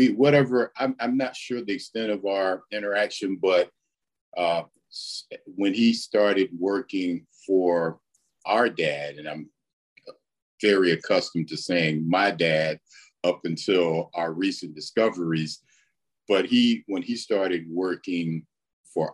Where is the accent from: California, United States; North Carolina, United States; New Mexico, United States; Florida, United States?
North Carolina, United States; Wilmington; I grew up in Wilmington